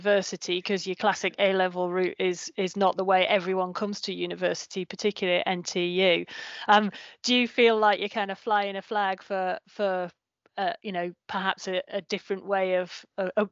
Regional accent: Newcastle upon Tyne, North East England, United Kingdom; moved away; my hometown of Newcastle upon Tyne

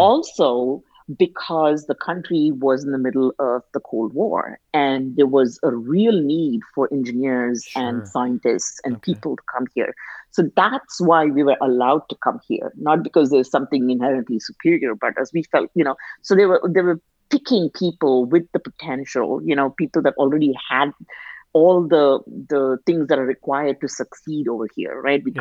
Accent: India; now in United States; being an Indian immigrant

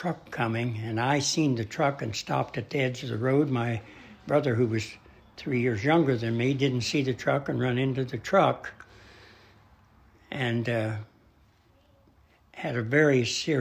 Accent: Dearborn County, Indiana, United States; I was born in Dearborn County, Indiana. That's the Lawrenceburg

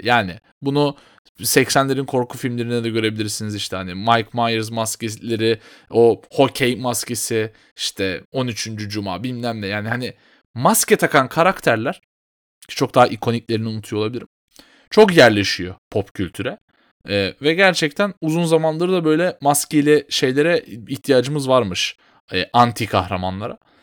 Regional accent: Turkey

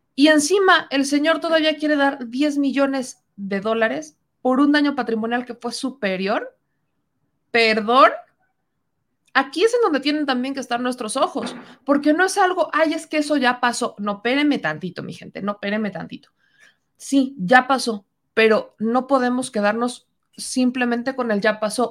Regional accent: Mexico; nosotros como mexicanos

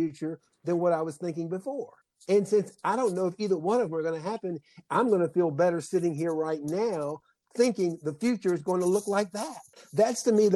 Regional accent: South Georgia, United States; I grew up in South Georgia

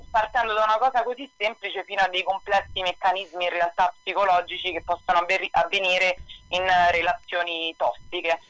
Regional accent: Italy; moved away as an adult; also born or lived in New York, United States

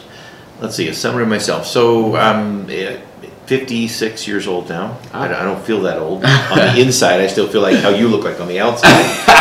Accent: Buena Park, California, United States; also born or lived in Grand Junction, Colorado; now in Colorado Springs, United States; I was raised in Southern California.

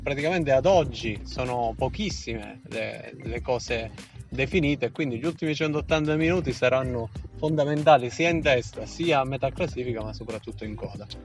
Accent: Calabria, Italy; se noi siamo calabresi

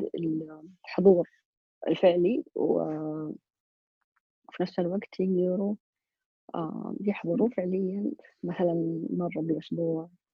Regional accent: Saudi Arabia; عندنا في السعودية

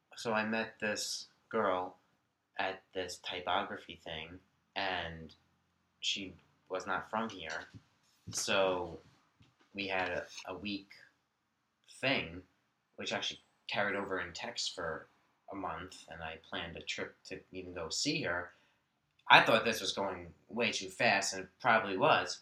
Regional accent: Long Island, New York, United States; I grew up on Long Island, uh, born New York City.

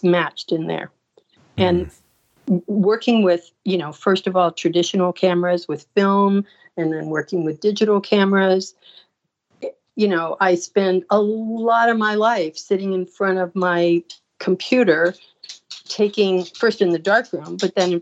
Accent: Sarasota, Florida, United States; I was living in Sarasota.

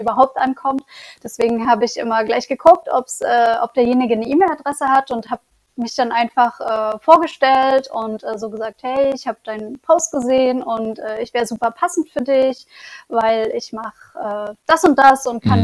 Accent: Leipzig, Saxony, Germany; moved away as an adult; also born or lived in Lübeck / Bremen; Also ich komme ursprünglich aus Leipzig und war schon in Lübeck und Bremen und ähm, bin jetzt wieder in Leipzig zurück

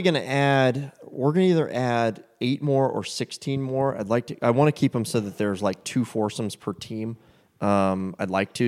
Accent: United States; being an American

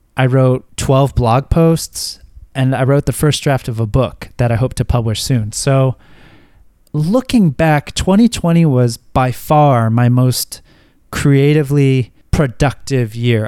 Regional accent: United States; moved away; living abroad as an American

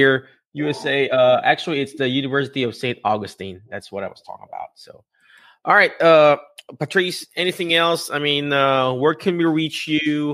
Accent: Philippines; an ordinary Filipino dude

